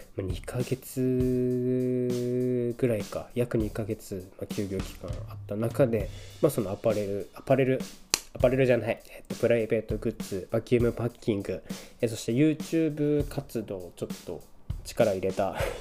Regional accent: Niigata, Japan; moved away; 僕の地元である新潟県

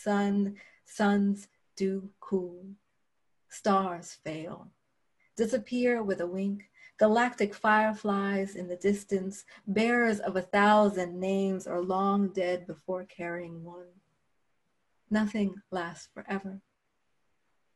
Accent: Philadelphia, Pennsylvania, United States; I'm from Philadelphia

